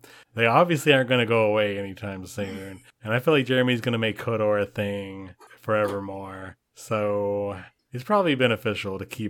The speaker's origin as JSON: {"language": "English", "region": "Alabama", "country": "United States", "tie": "born or raised there", "said": "we grew up in Alabama. There are some really fanatic people in Alabama."}